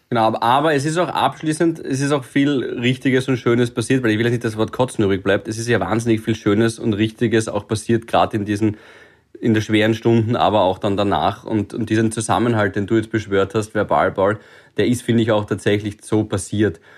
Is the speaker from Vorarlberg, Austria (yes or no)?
no; Graz, Styria, Austria; now in Vienna, Austria; ich bin auch Grazer